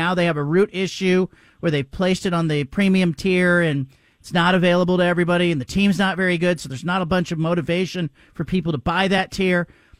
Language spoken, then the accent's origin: English; Portland, Oregon, United States; And, this is my team. I'm from Portland. I watched this. I grew up with the Clyde Drexler era.